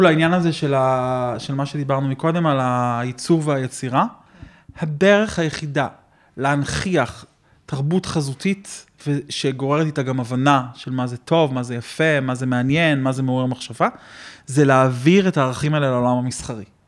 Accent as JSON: {"language": "Hebrew", "country": "Israel", "tie": "born or raised there"}